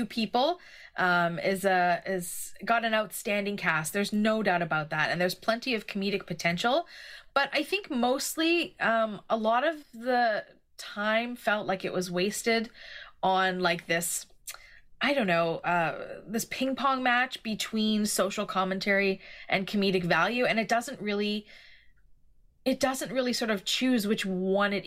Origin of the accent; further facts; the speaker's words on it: Canada; as a Canadian